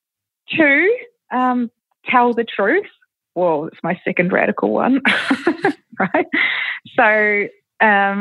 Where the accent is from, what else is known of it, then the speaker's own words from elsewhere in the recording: New Zealand; I grew up in New Zealand